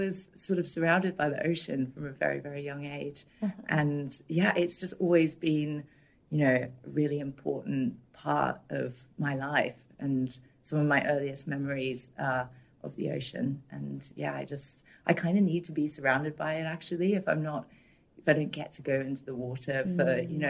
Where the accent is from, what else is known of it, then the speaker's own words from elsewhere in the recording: Cyprus; born there; I was born in Cyprus, which, yeah, at the time was one of the safest places to have a baby in that part of the world.